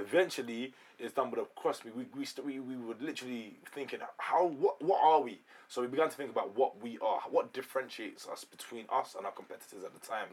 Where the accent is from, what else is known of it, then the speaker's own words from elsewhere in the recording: London, United Kingdom; I'm actually from the suburban um, areas in London.